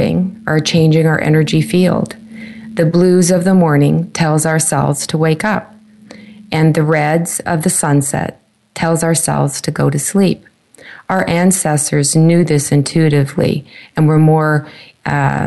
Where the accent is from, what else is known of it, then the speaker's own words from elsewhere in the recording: Canada; my home country, Canada